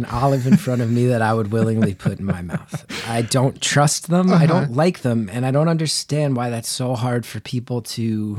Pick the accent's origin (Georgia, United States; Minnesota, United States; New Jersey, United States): New Jersey, United States; I am from Northern New Jersey, so I'm not a fool.